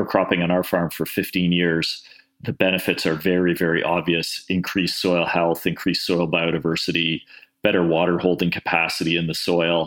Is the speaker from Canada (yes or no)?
yes; Toronto, Ontario, Canada; I was born in Toronto. I grew up in suburban Toronto